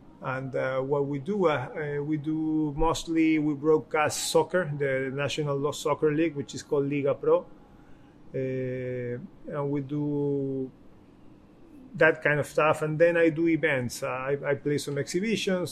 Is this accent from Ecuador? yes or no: yes; Guayaquil, Guayas, Ecuador; here, live, in my hometown, in my home club.